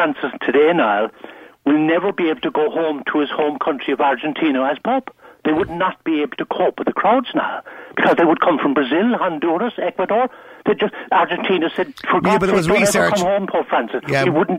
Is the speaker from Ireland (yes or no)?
yes; Dublin, Ireland; all my siblings, all my friends, all my school pals grew up here on the north side.